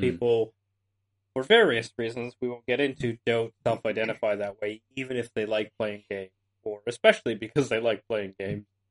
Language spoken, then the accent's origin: English; Canada; I'm Canadian